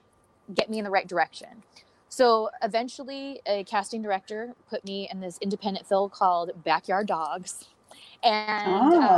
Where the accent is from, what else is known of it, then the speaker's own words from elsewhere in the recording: California, United States; I'm from California